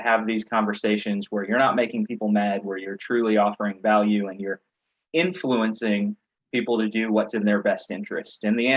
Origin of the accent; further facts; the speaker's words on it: mountains of Virginia, United States; now in North Carolina, United States; I grew up in Virginia